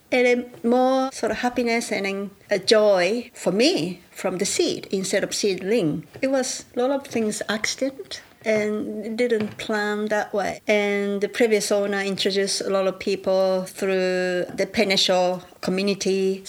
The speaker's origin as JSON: {"language": "English", "region": "Kyoto", "country": "Japan", "second_language": "English", "moved": "yes", "lives_now": "Kangaroo Island, Australia", "said": "I came from Kyoto, Japan 25 years ago. And now I am living in Kangaroo Island."}